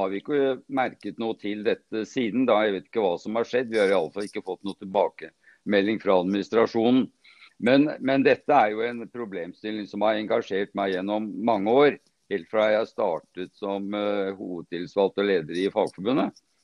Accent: Sandvika, Akershus, Norway; Jeg er født og oppvokst her i Sandvika

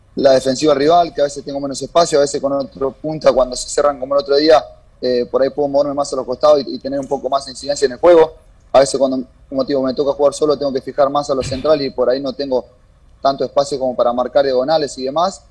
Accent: Argentina; moved away as an adult; now in Ecuador; somos varios argentinos por ahí que estamos en, el club

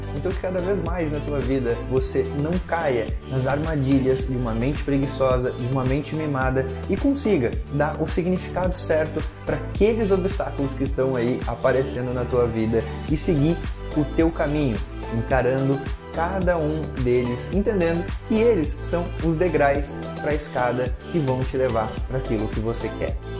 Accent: Lages, Santa Catarina, Brazil; Quando eu tinha mais ou menos de 7 a 8 anos, lá na casa da minha família, em Lages, onde eu nasci, a gente tinha um pátio

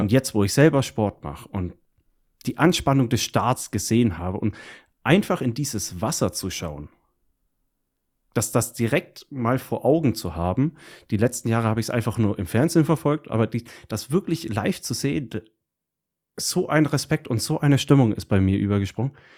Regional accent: Hilpoltstein, Bavaria, Germany; also born or lived in near Fürth; direkt in der Gegend, wo ich aufgewachsen bin, nämlich höbolstein Rot und der komplette Landkreis

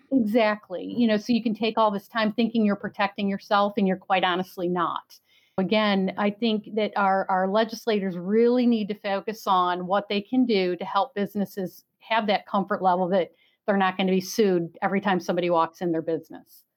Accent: New York, United States; now in Florida, United States; I'm from New York

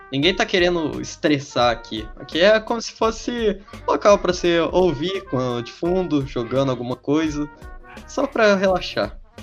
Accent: Minas Gerais, Brazil; a gente ser mineiro

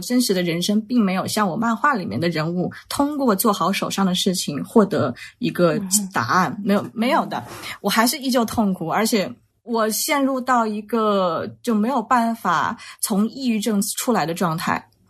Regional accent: Wuhan, Hubei, China; 我呢是出生在湖北武汉的一个重工业区，叫青山区

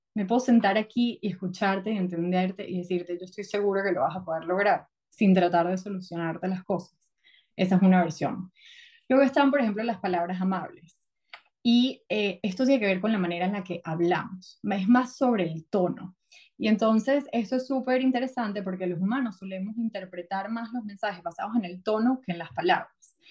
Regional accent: Venezuela; moved away as an adult; also born or lived in New York; now in United States; yo soy venezolana, crecí en Venezuela, luego me mudé a Estados Unidos

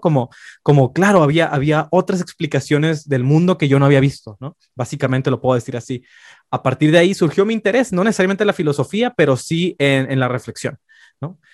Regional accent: Tijuana, Baja California, Mexico; moved away as an adult; also born or lived in Mexico City; now in Xalapa, Mexico; Nací y crecí la gran, la gran mayoría de mi vida en Tijuana, Baja California, en la esquina de Latinoamérica

